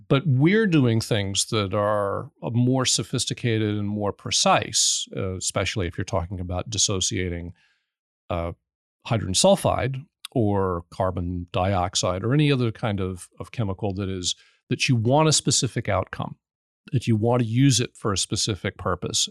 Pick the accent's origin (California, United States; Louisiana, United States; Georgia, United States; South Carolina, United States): Louisiana, United States; New Orleans; also born or lived in New Jersey; I'm from New Orleans